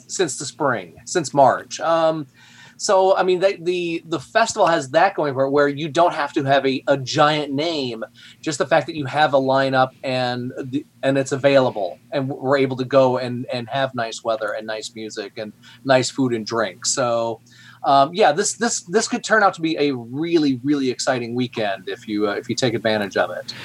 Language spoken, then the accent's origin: English; Flint, Michigan, United States; now in Fishers, United States; I grew up in Flint, Michigan